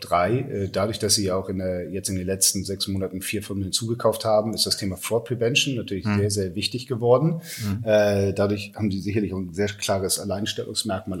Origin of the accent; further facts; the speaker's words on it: Hamburg, Germany; also born or lived in London; bin Hamburger Jung, 45 Jahre alt, ähm, habe in London studiert.